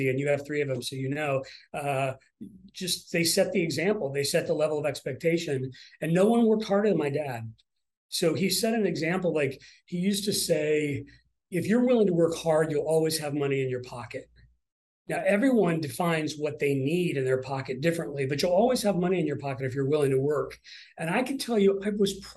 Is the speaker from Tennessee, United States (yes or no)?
no; Columbus, Ohio, United States; I'm from Columbus, Ohio